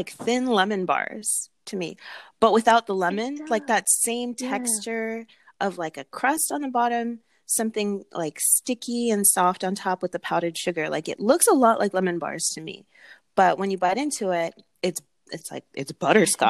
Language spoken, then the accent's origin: English; Los Angeles, California, United States; I'm from Los Angeles